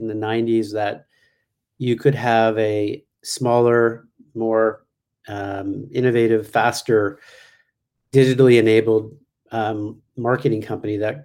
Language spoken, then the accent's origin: English; Canada; moved away; I was from Canada